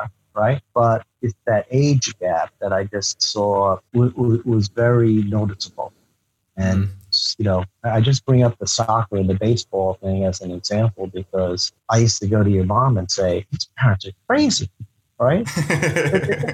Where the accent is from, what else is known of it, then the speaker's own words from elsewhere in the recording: Northern New Jersey, United States; I was third generation Japanese, and I grew up in the New Jersey area